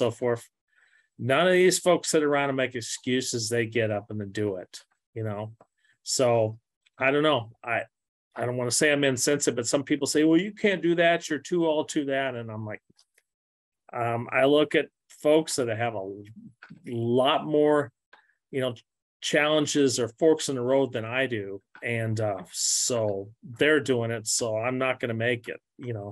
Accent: Missouri, United States; I grew up skiing and granted, I'm from Missouri

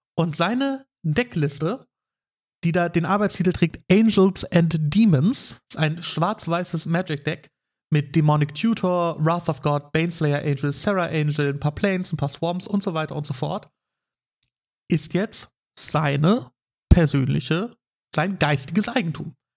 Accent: Bremerhaven, Bremen, Germany; moved away; Also ich komme ja ursprünglich aus Bremerhaven.

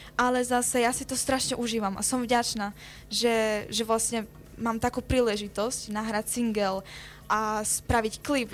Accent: Málaga, Andalusia, Spain; also born or lived in eastern Slovakia (parents' origin); narodila som sa v Španielsku v Malage, čo vlastne mesto, ktoré je úplne na juhu Španielska

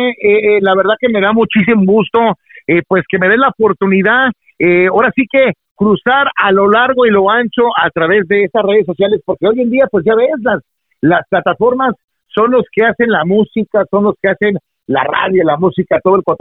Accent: Los Angeles, California, United States; yo nací en Los Ángeles, California. Eh, yo crecí escuchando a, los locutores, por ejemplo, como al Cucuy de la mañana, a Humberto Luna

